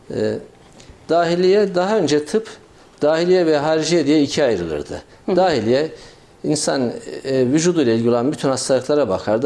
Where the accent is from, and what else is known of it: Kayseri, Kayseri Province, Turkey